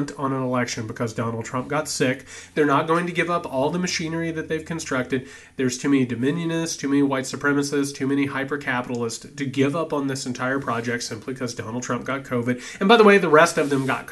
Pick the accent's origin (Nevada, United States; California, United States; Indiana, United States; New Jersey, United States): Indiana, United States; I am a Hoosier. I come from Indiana